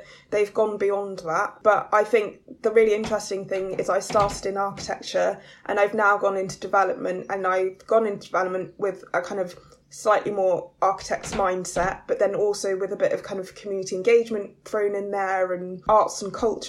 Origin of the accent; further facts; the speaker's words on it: London, United Kingdom; I grew up in Newham